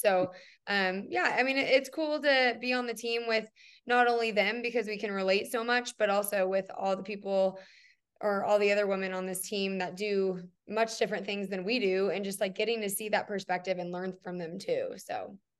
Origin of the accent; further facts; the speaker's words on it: Lawrence, Kansas, United States; also born or lived in Hutchinson, Kansas; now in Denver, United States; I'm from Lawrence, Kansas, but I was born in Hutchinson.